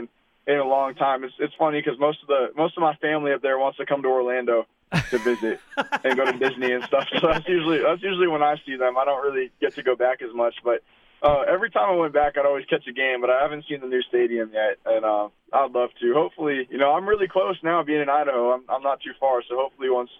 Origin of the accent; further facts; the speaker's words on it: Regina, Saskatchewan, Canada; I was growing up in Regina